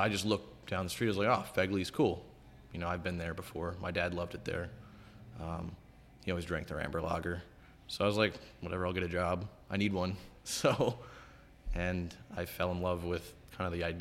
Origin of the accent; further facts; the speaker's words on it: Allentown, Pennsylvania, United States; also born or lived in Scranton, Pennsylvania / Carbondale, Pennsylvania; Born in Scranton, Carbondale area. Raised in the Lehigh Valley down in Allentown. So I grew up in Allentown. That's where I spent most of my life